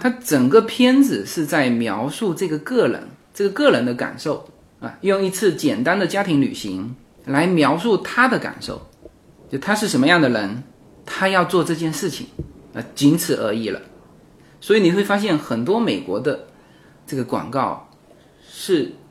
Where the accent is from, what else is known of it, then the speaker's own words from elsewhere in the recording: China; now in United States; 我们中国人过中秋、过春节